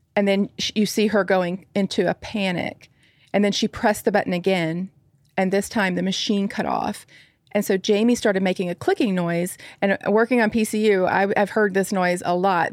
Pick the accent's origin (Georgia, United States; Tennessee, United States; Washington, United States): Tennessee, United States; Nashville; a nurse from Nashville, Tennessee. That's, uh, my hometown and where, not too far from where I live now.